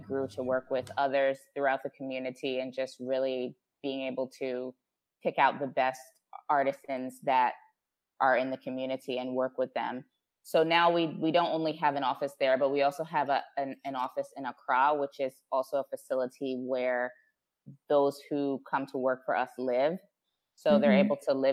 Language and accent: English; New Jersey, United States; moved away as an adult; now in Ghana; I was born and raised in New Jersey in the U.S. and my father is Ghanaian, but my mom is African-American.